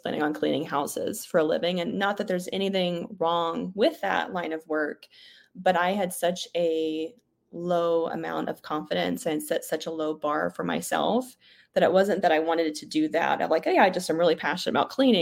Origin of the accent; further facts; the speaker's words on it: Oklahoma, United States; I grew up mostly in Oklahoma